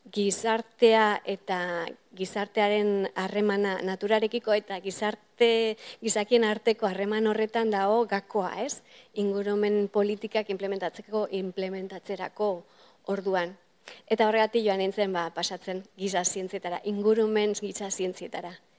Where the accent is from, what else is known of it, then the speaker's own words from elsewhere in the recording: Irun, Basque Country, Spain; moved away as an adult; now in Cambridge, United Kingdom; ni irunen hasi nintzen gehien bat